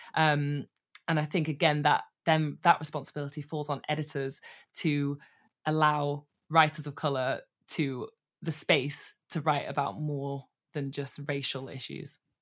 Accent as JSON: {"language": "English", "town": "Manchester", "region": "North West England", "country": "United Kingdom", "tie": "born or raised there", "moved": "yes", "lives_now": "London, United Kingdom", "said": "I am a northerner living in London currently, but I grew up in Manchester"}